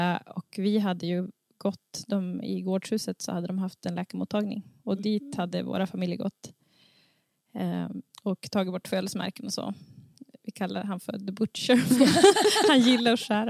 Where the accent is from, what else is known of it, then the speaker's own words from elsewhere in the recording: Sund, Västernorrland County, Sweden; now in Domsjö, Sweden; jag kommer från Sund